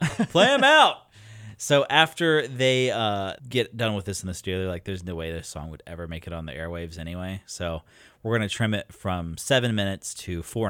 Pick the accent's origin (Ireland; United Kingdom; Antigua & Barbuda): United Kingdom; Welsh, Wales; God, I'm Welsh.